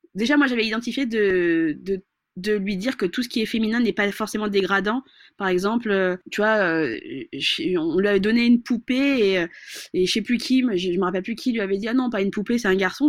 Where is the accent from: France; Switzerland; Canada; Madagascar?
Madagascar; je suis malgache